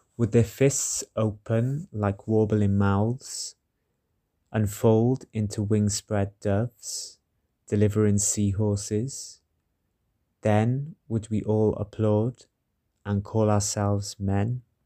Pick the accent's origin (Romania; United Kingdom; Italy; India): United Kingdom; Welsh, Wales; I'm a Welsh poet living in Cardiff